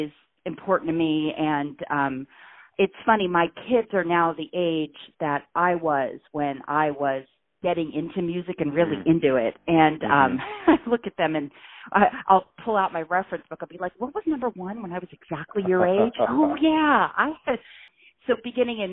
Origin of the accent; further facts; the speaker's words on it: Irvine, California, United States; now in San Diego, United States; I grew up in Irvine, California, which is in Orange County